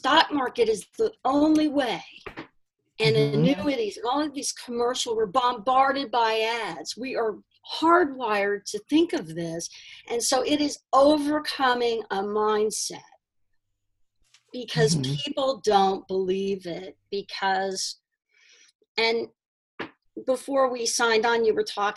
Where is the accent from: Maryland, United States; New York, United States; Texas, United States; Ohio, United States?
Texas, United States; Houston; moved away; my hometown of Houston, and I go back there now